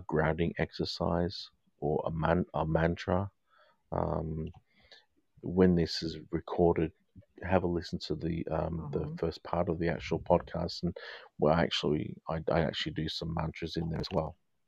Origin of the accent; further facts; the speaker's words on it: England, United Kingdom; I'm English. I follow the English cricket team.